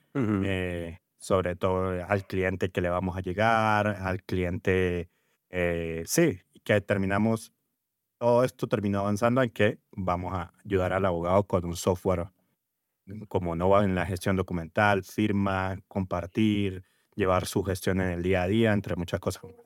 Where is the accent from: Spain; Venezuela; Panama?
Venezuela; now in Colombia; vengo de Venezuela, ya con bastantes años aquí en, Colombia